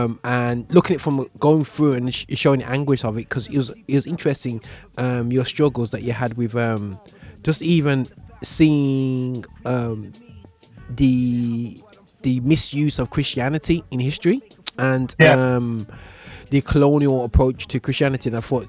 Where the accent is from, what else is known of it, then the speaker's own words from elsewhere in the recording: Birmingham, West Midlands, United Kingdom; accent: Brummie; Listen, man, I'm Brummie all day, but I'm a universal Brummie accent.